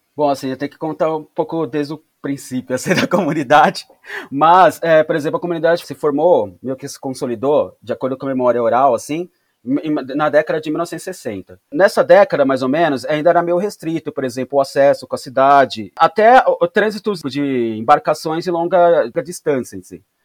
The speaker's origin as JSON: {"language": "Portuguese", "region": "São Paulo", "country": "Brazil", "tie": "born or raised there", "said": "eu sou da cidade, eu nasci e cresci em São Paulo"}